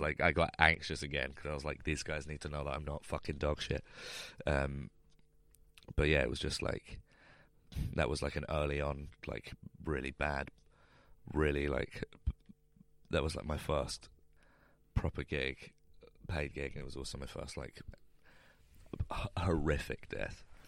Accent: London, United Kingdom; I grew up in London so like I could live with my family while I was starting doing comedy

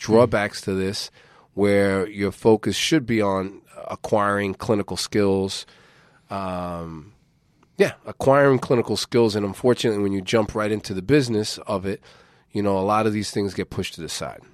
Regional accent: United States; as an American citizen

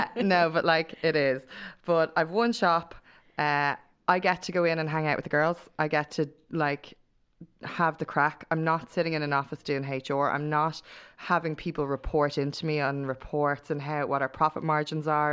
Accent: Dublin, Leinster, Ireland; part of my hometown

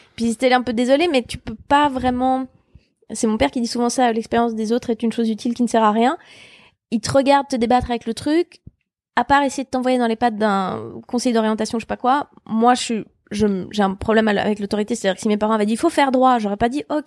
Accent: Switzerland; moved away as an adult; also born or lived in Geneva; now in Paris, France; je venais de Suisse

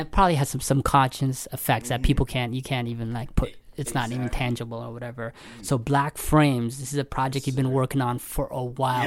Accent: London, Ontario, Canada; moved away as an adult; now in Toronto, Canada; I'm originally from London, Ontario. I moved to Toronto two years ago

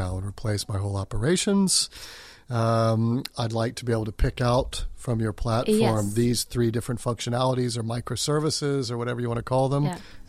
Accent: New York, United States; moved away as an adult; also born or lived in London; now in Norway; Yes, as an American transplant

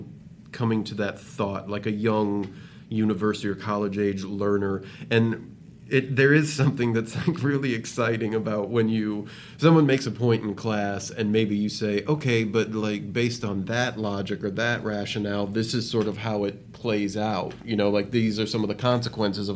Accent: South Bend, Indiana, United States; I'm from South Bend, grew up right down the street

